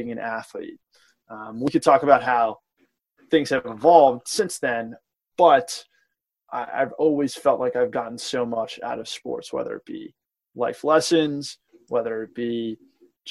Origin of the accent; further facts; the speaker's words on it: Washington, D.C. metropolitan area, District of Columbia, United States; We grew up in the Washington, D.C. Metropolitan area.